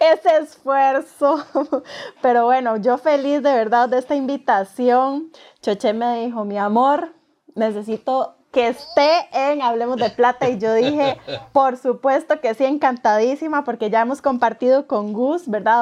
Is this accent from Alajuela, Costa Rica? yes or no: yes; San Ramón, Alajuela, Costa Rica; now in Escazú, Costa Rica; soy oriunda de San Ramón, pero me vine a vivir a Escazú, San José, Escazú de Costa Rica